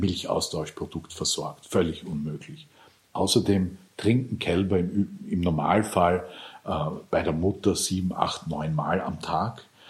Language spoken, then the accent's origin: German; Lower Austria, Austria; moved away; Ich bin viel auch am Land aufgewachsen in Niederösterreich